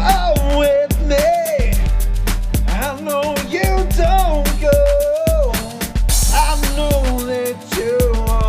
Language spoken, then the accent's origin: English; Australia; Yeah, just because I'm Australian doesn't mean I can't do the accent of America.